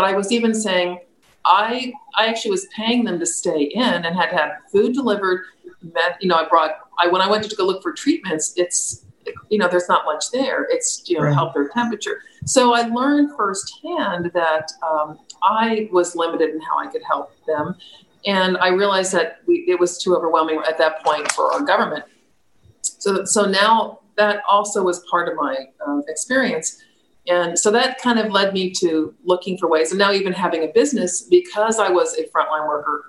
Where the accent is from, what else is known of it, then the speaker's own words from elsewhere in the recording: Florida, United States; now in Virginia, United States; We came from South Florida, which you don't have this beautiful open land that we have in Virginia.